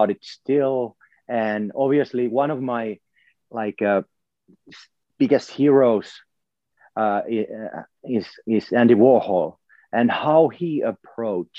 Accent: Finland; I come from Finland, so there's elements from my culture there as well

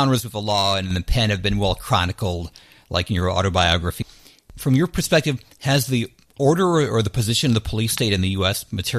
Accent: Downriver, Michigan, United States; And Chuck and I are from the Dom River area, but it's not to be confused with the Dom Riviera

